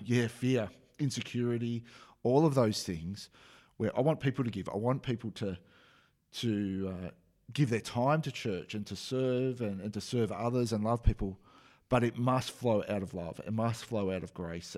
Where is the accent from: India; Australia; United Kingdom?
Australia; accent: Australian; that's my Australian accent